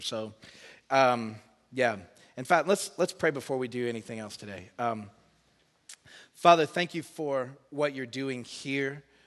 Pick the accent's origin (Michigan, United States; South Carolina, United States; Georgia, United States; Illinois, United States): Georgia, United States; Woodstock; now in Sydney, Australia; I grew up in Woodstock, Georgia, on the north side of Atlanta